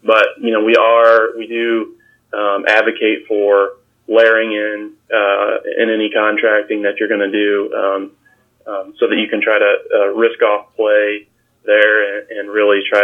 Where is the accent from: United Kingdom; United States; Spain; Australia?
United States; Fisher, Illinois; my hometown is Fisher, Illinois, about 45 minutes here from Bloomington, Normal, Illinois